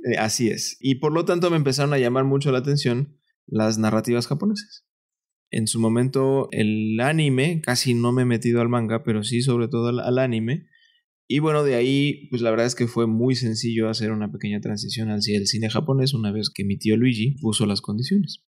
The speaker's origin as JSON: {"language": "Spanish", "region": "Veracruz", "country": "Mexico", "also_born_or_lived": "Mexico City", "moved": "as an adult", "said": "Yo soy de Veracruz y cuando vine a estudiar a la Ciudad de México, me quedé con un tío"}